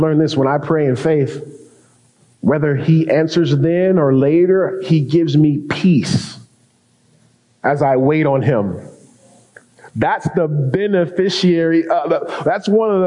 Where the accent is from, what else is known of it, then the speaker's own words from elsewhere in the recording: Denver, Colorado, United States; now in Leona Valley, United States; I grew up in Denver, Colorado